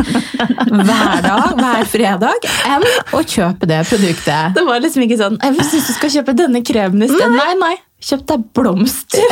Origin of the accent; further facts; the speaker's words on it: Notodden, Telemark, Norway; moved away; also born or lived in Tuddal / Drammen; Jeg kommer fra Notodden og har råna opp og ned den gata så mye